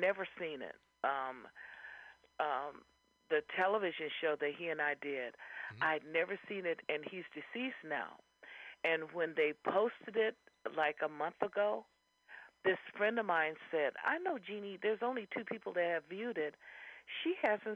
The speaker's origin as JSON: {"language": "English", "town": "Fresno", "region": "California", "country": "United States", "moved": "as an adult", "lives_now": "San Francisco Bay Area, United States", "said": "I came from the Valley, from Fresno, you know, halfway between here and Los Angeles"}